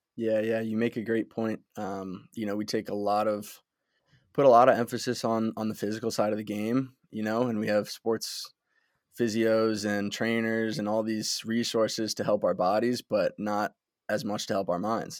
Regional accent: Westchester, New York, United States; I was born in Westchester, New York. I, uh, went to Byram Hills High School.

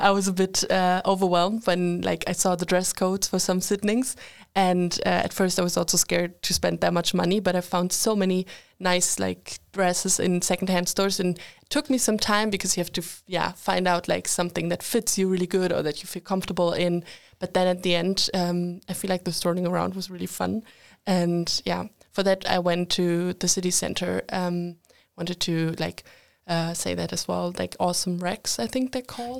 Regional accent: Germany; moved away as an adult; now in Linköping, Sweden; I'm from Germany

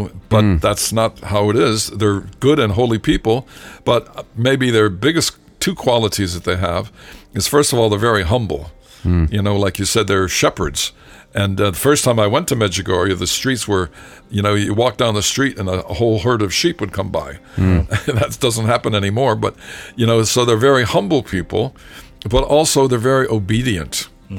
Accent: Massachusetts, United States; I'm from Massachusetts too, so I know all that.

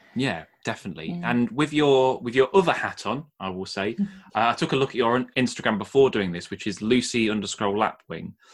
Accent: Nottingham, East Midlands, United Kingdom; I grew up well born and bred in Nottingham

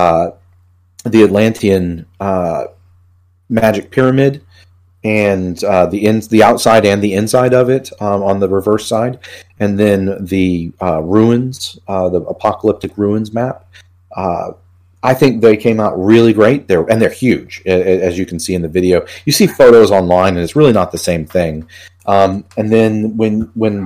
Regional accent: Houston, Texas, United States; moved away as an adult; also born or lived in Colorado / West Coast / East Coast; now in Michigan, United States; I'm from Texas, from Houston

